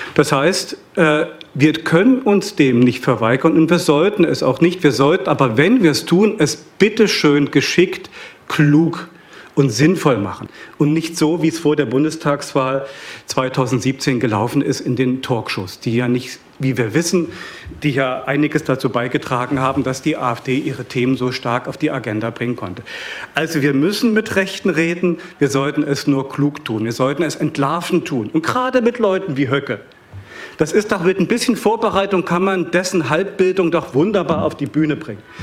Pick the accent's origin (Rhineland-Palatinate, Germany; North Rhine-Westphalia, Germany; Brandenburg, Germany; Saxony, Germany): Saxony, Germany; Ich komme aus Sachsen